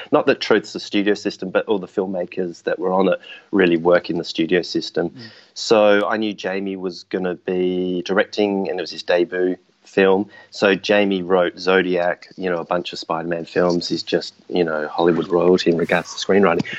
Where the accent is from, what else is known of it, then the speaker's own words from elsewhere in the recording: Adelaide, South Australia, Australia; now in Sydney, Australia; I'm from Adelaide originally